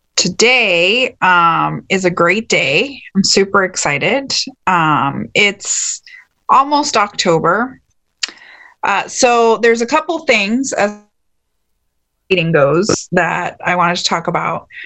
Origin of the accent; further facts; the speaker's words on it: Texas, United States; growing up in Texas